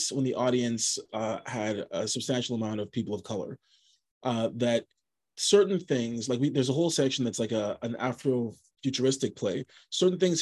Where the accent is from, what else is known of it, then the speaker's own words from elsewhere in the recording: Montreal, Quebec, Canada; moved away as an adult; also born or lived in Vancouver; I was born and raised in Montreal. I was born in Côte-des-Neiges, and then I moved to the suburbs, to the West Island, when I was in high school. But I moved to Vancouver in 2006